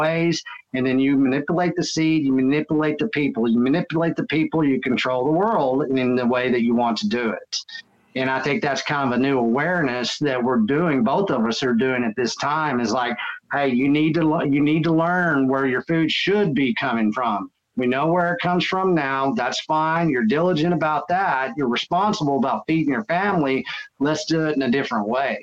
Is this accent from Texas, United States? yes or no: yes; Texas, United States; I am from Texas. And so, you know, that's what I was raised to do anyways.